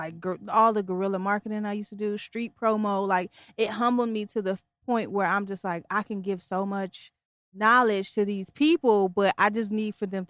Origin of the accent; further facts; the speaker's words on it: Detroit, Michigan, United States; now in Virginia, United States; I'm not even from here. I'm originally from Detroit.